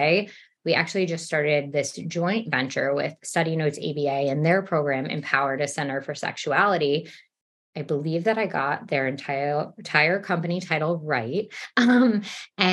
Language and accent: English; New York City, New York, United States; accent: New York; also born or lived in Texas; even though I'm from New York, I've lived in New York almost my entire life, except for living in Texas